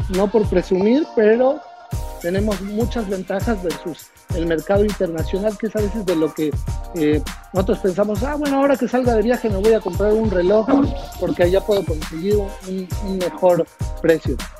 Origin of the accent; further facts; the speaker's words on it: Mexico; nosotros como mexicanos